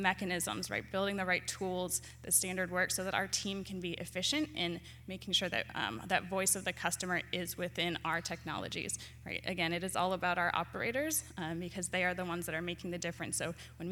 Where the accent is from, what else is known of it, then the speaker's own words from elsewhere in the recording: Michigan, United States; now in Washington, D.C. area, United States; I actually am originally from Michigan, so it's great to be back in my home state. I currently live in the DC area